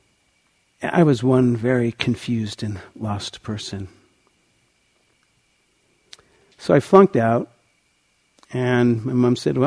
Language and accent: English; outside of Boston, Massachusetts, United States; I grew up outside of Boston in a Jewish home